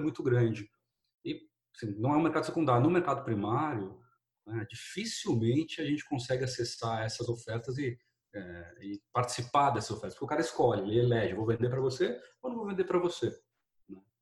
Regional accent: Brazil; eu sou brasileiro, nascido criado

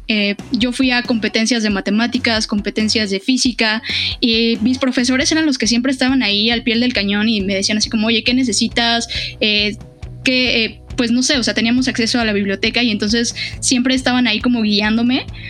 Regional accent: Mexico City, Mexico; yo nací en Iztapalapa

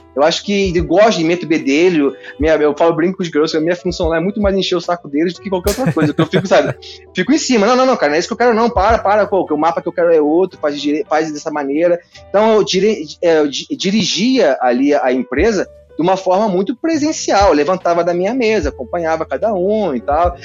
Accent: Rio de Janeiro, Brazil; Eu, eu sou nascido e criado em Campo Grande

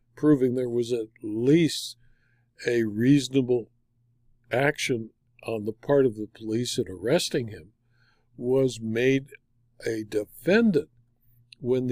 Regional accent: California, United States; my home state of California

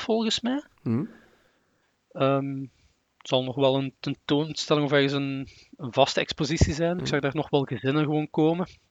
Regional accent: Sint-Truiden, Flanders, Belgium; ben normaal van sint

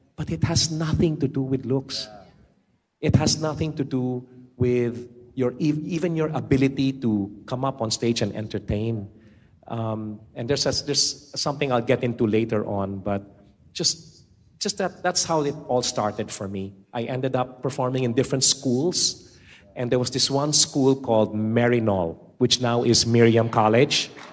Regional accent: Metro Manila, Philippines; also born or lived in United States; I was born and raised in the Philippines

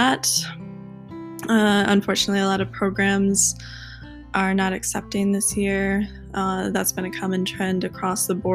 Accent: Hopkins, Michigan, United States; I grew up in Michigan, Hopkins, Michigan

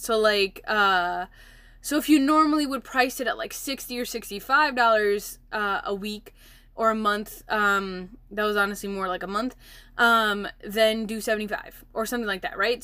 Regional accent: Milwaukee, Wisconsin, United States; I'm from Milwaukee, Wisconsin

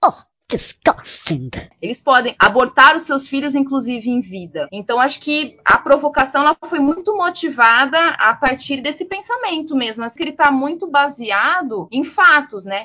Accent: Piracicaba, São Paulo, Brazil; sou natural de Piracicaba, interior de São Paulo

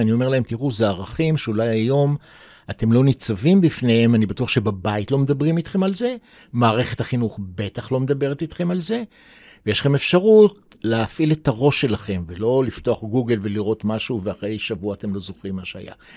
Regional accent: Jerusalem, Jerusalem District, Israel; also born or lived in New York; נולדתי בירושלים, 47, בית חולים שערי צדק

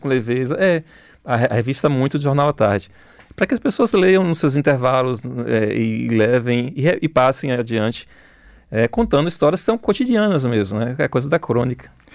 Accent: Bahia, Brazil; now in Salvador, Brazil; eu sou um soteropolitano do sertão. Né? Eu vivo em Salvador há uns 40 anos já.

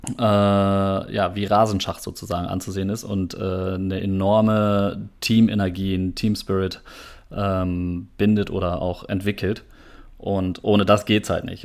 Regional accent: Minden, North Rhine-Westphalia, Germany; moved away as an adult; also born or lived in Oldenburg; now in Münster, Germany; gebürtig aus Oldenburg, bin dann aber in Minden aufgewachsen

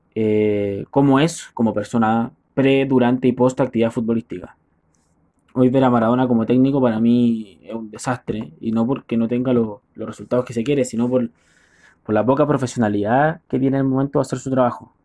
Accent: Chile; Soy chileno

